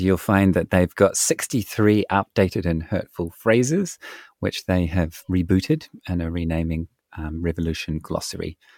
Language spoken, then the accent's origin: English; New Zealand; my home country of New Zealand